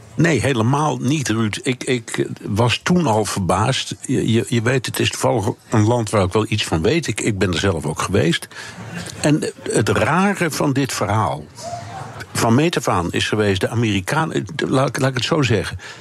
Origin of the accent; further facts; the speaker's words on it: Netherlands; wij als Nederlanders